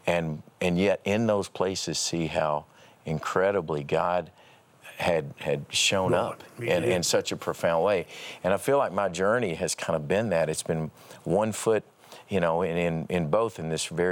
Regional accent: Paducah, Kentucky, United States; growing up in Paducah, Kentucky

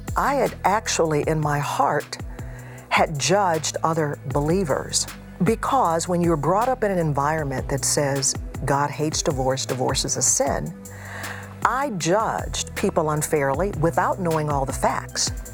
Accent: Houston, Texas, United States; moved away; also born or lived in Chicago area; I grew up in Houston.

